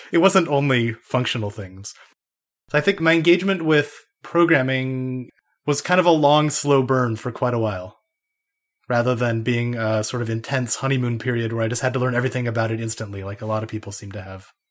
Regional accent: Idaho, United States; moved away as an adult; also born or lived in Denmark; I grew up in Idaho

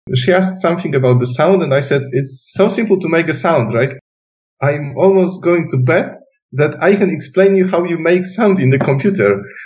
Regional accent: Silesian Voivodeship, Poland; English is a second language; moved away; I come from Silesia, which is southwest part of Poland, and there still is a house with my mom living there

